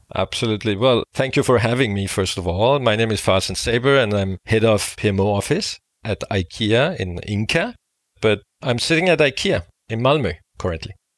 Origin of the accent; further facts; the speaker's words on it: Denmark; I am from Denmark